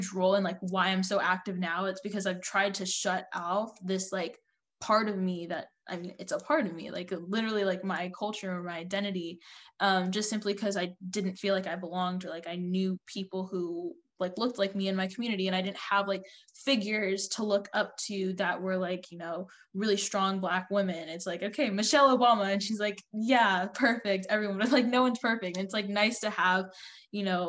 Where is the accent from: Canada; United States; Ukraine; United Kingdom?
United States; I'm like, I don't know, America.